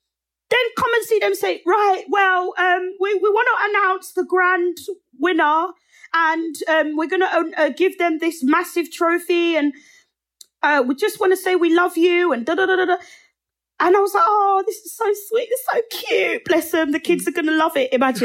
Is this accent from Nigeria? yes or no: yes; Nigeria; also born or lived in England; now in United States; I will show who I am and that I come from Nigeria and I'm English and I'm in America right now.